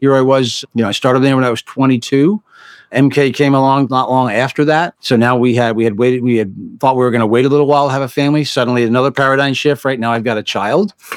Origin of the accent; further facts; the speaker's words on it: United States; also born or lived in Bronx, New York; I was the first kid that was born and raised on the other side of the bridge